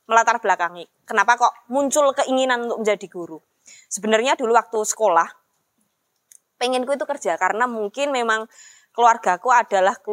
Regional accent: Java, Indonesia; Secara aku orang Jawa.

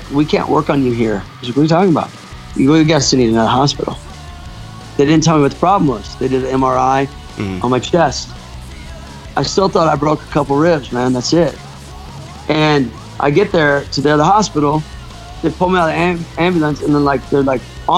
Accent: Kansas City, Missouri, United States; I grew up in Kansas City, Missouri.

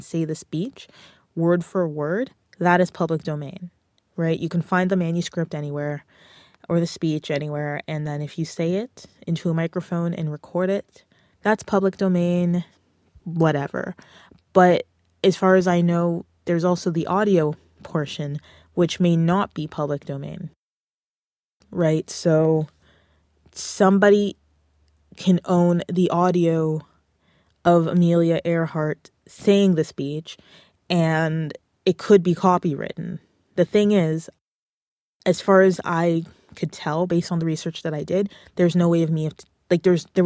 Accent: Canada; I'm a Canadian music creator

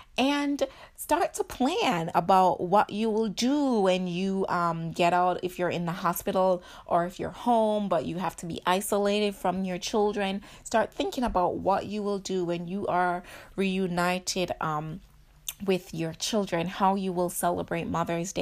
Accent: Jamaica; moved away; I grew up in Jamaica, and so any opportunity to get dressed, um, was, is, is something that we strive in, uh, as Jamaican

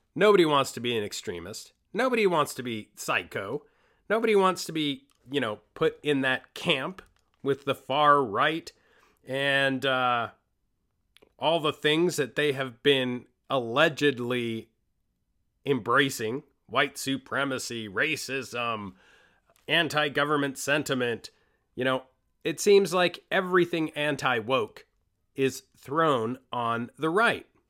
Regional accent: Costa Rica; I am from Costa Rica. I was born in Costa Rica

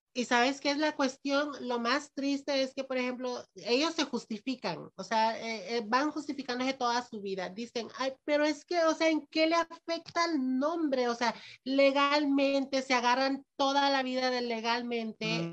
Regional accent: Ocotepeque, Honduras; Yo soy de Ocotepeque

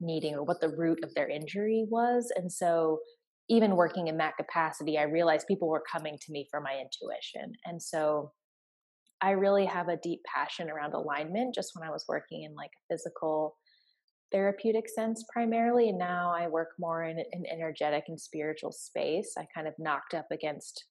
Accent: United States; now in Atlanta, United States; I am an American. I live in the southeastern United States in Atlanta, Georgia

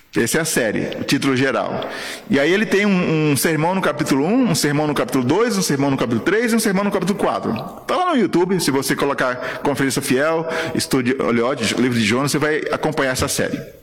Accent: Guarujá, São Paulo, Brazil; moved away as an adult; also born or lived in Paraíba; now in Guinea-Bissau; Eu sou paraibano de nascimento, mas cresci lá no Guarujá.

